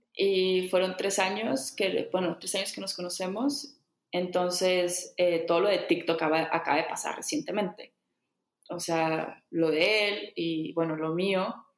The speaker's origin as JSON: {"language": "Spanish", "town": "Saltillo", "region": "Coahuila", "country": "Mexico", "tie": "born or raised there", "also_born_or_lived": "Bali", "moved": "as an adult", "said": "yo no vivía en Saltillo, que es en donde nací aquí en México. Yo llevaba, creo que fuera de Saltillo, como 10 años"}